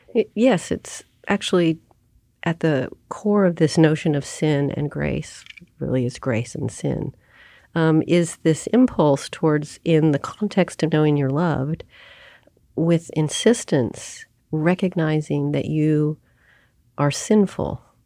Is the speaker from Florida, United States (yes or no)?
no; Oklahoma, United States; I grew up in Oklahoma in, um, a progressive family